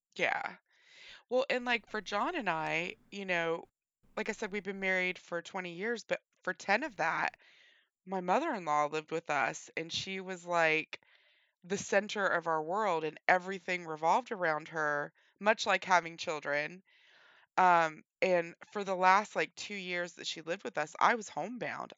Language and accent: English; West Virginia, United States; I was born and raised in West Virginia